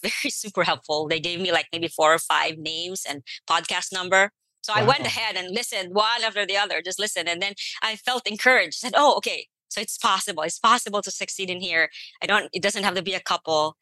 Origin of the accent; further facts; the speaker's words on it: Philippines; now in United States; I'm an immigrant to the United States. I came here from the Philippines.